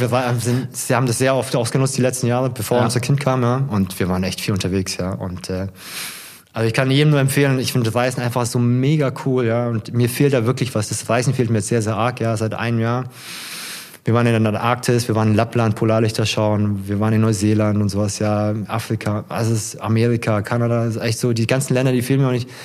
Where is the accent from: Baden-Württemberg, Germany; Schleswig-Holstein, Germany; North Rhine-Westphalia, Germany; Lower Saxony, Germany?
Baden-Württemberg, Germany; Ludwigsburg; moved away as an adult; also born or lived in Stuttgart / Frankfurt; now in Hesse, Germany; meine Heimatstadt, gerne ist das ja eigentlich Ludwigsburg oder Stuttgart vielmehr, ne? da habe okay. ich meinen größten Teil meines Lebens verbracht